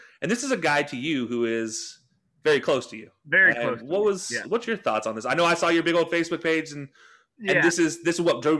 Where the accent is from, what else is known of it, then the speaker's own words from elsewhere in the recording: Utah, United States; growing up in Utah